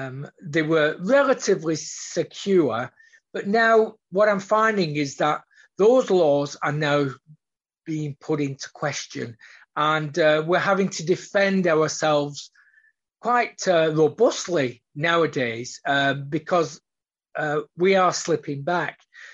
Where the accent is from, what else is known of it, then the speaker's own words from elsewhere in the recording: Australia; So being an Australian, and we are very upfront. Aussies are generally upfront